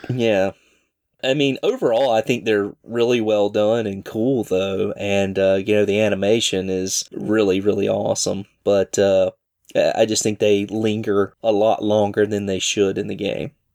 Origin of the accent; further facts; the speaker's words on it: Southern, United States; accent: rough Southern; my rough Southern accent